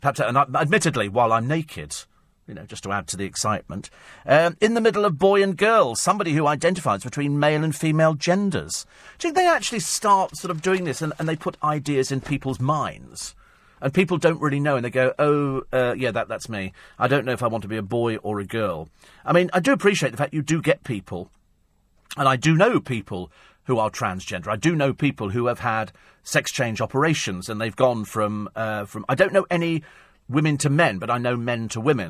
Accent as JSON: {"language": "English", "country": "United Kingdom", "also_born_or_lived": "Yorkshire", "said": "being British, I kind of hanker back"}